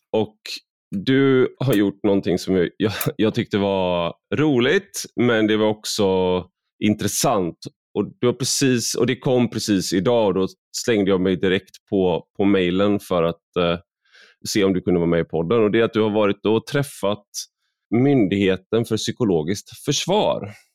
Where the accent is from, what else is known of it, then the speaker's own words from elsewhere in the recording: Sweden; jag är väldigt svensk